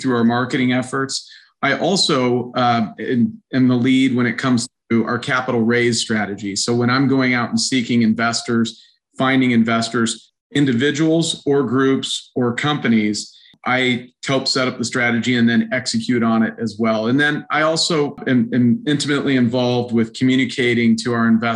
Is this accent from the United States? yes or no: yes; Reno, Nevada, United States; moved away as an adult; now in Omaha, United States; I grew up in Reno, Nevada